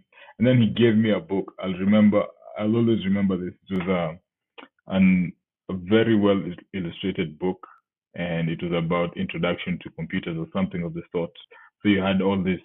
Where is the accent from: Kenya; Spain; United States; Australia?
Kenya; Nakuru, Nakuru County; I grew up in Nakuru, which is about 180 kilometers away from Nairobi.